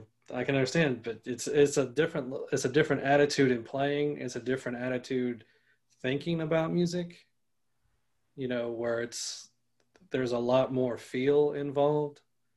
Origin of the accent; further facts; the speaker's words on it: Orangeburg, South Carolina, United States; I'm from Orangeburg, so there's a lot of great players